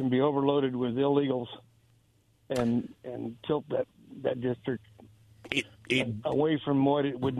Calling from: Kennewick, Washington, United States; Yeah, this is …. I'm in Kennewick.

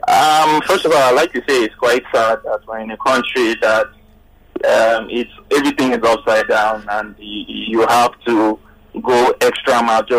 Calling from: Lagos, Nigeria; I'm calling from Lekki.

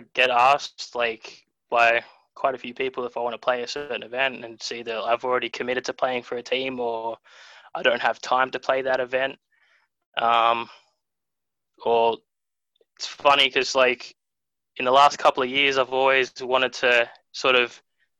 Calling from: Londonderry, New South Wales, Australia

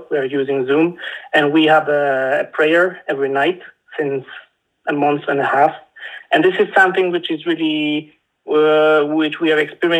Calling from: Poland; I'm calling you from Poland.

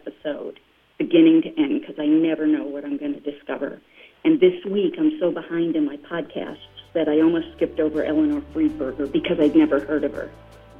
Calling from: Tirana, Albania; I'm calling you from Tirana, the capital city of Albania.

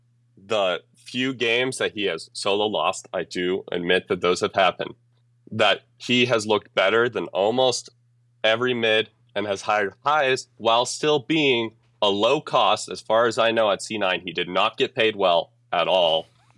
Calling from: Salt Lake County, Utah, United States; Maybe. I'm from Salt Lake County, Utah.

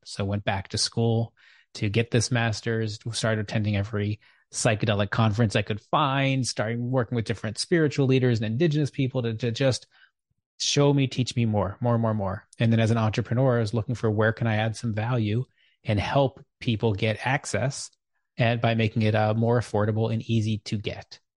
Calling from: Chapel Hill, North Carolina, United States; I'm calling in from Chapel Hill, North Carolina

